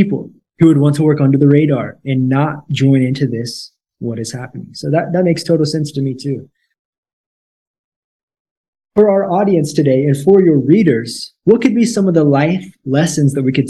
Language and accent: English; Missouri, United States; moved away as an adult; also born or lived in Thailand / Cambodia; now in Brazil; For myself, I grew up in a city of 800 people in the U.S., in Missouri, a small town.